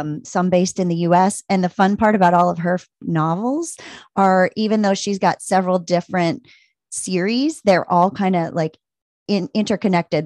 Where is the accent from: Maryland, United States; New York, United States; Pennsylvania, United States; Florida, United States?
Maryland, United States; moved away as an adult; also born or lived in Virginia / Las Vegas, Nevada / Tucson, Arizona; now in Anchorage, United States; I grew up in Maryland